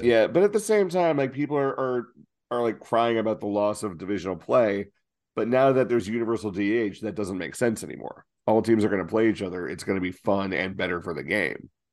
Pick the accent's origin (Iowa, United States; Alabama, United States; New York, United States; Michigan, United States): New York, United States; New York City; I grew up on the Upper West Side of Manhattan